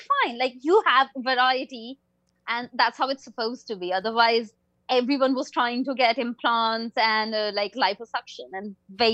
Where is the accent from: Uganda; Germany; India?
India; I'm an Indian person.